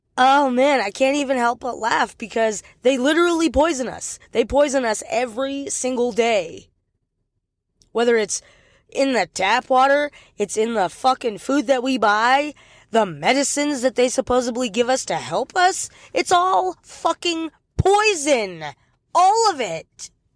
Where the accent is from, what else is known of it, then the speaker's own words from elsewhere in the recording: United States; an American citizen